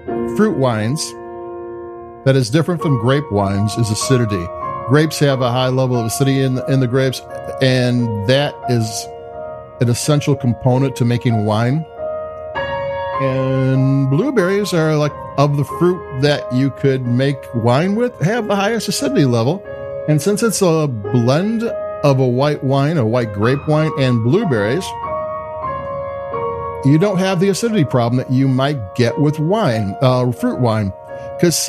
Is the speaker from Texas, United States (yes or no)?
no; Chicago, Illinois, United States; I'm from Chicago